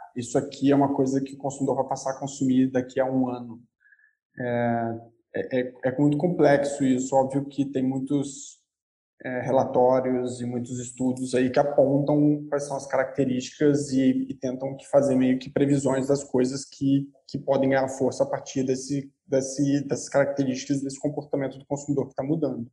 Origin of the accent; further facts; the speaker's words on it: interior of Rio de Janeiro state, Brazil; Sou carioca do interior do Rio